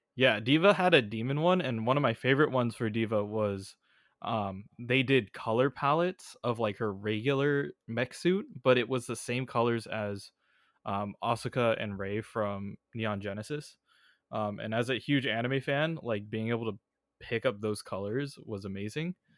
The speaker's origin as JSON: {"language": "English", "area": "Bay Area", "region": "California", "country": "United States", "tie": "born or raised there", "said": "I grew up in the Bay Area."}